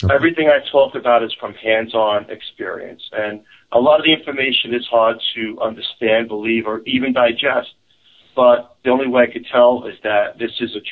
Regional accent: New York City, New York, United States; accent: New York; now in Eastern Pennsylvania, United States; I'm originally from Staten Island, New York. I have a family now in Eastern Pennsylvania

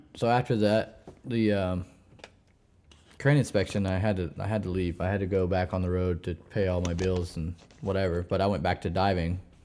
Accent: Missouri, United States; moved away as an adult; also born or lived in New Orleans; I'm born and raised in Missouri

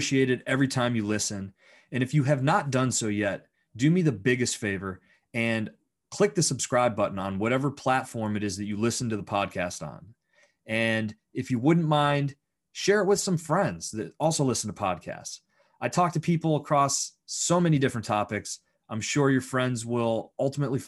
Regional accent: Bradford, Pennsylvania, United States; now in Pittsburgh, United States; I grew up in Bradford, Pennsylvania

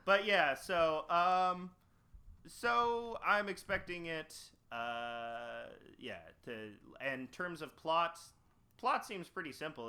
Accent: Canada; I'm from Canada

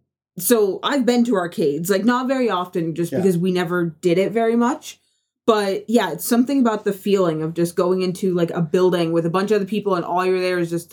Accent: United States; moved away; See, when I was a kid, so I grew up in the States

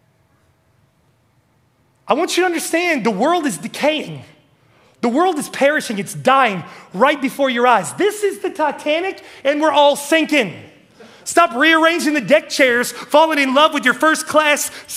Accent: West Virginia, United States; moved away as an adult; I'm from West Virginia

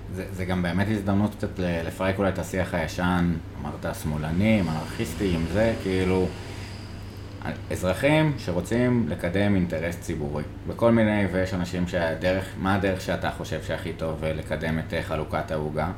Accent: Jerusalem, Jerusalem District, Israel; אני כירושלמי

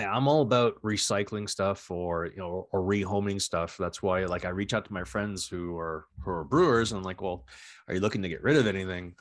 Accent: New Brunswick, Canada; growing up in the Maritimes, I grew up in New, down in New Brunswick in Atlantic Canada.

